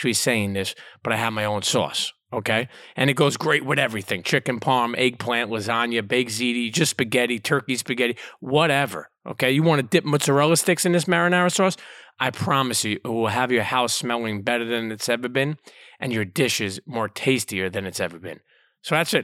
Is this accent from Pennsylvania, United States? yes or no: no; New York City, New York, United States; as a New Yorker